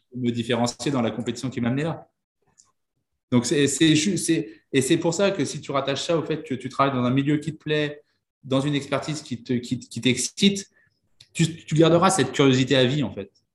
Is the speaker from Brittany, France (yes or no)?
yes; Vannes, Brittany, France; je suis breton. dans une, je viens d'une petite ville qui s'appelle Vannes, dans le Morbihan.